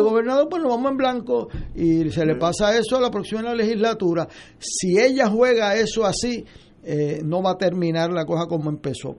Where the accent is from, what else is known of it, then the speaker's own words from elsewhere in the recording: Puerto Rico; como puertorriqueño